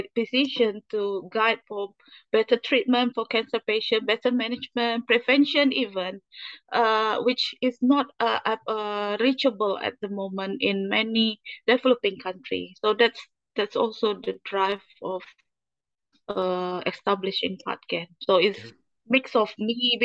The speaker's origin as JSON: {"language": "English", "country": "Indonesia", "also_born_or_lived": "United Kingdom", "moved": "as an adult", "said": "I was treated in my home country"}